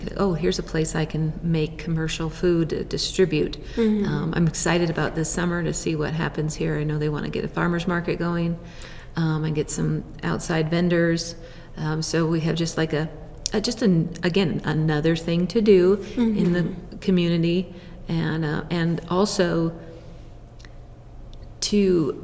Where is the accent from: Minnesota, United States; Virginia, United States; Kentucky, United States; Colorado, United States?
Colorado, United States; Boulder; I grew up in the Boulder area, so that's a little bit of home for me.